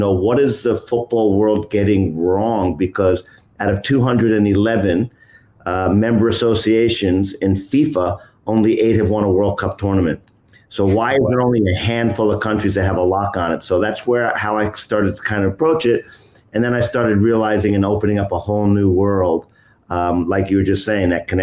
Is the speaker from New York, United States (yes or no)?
yes; New York, United States; I'm originally from New York City, from New York, but lived upstate in New York since I was around 10 years of age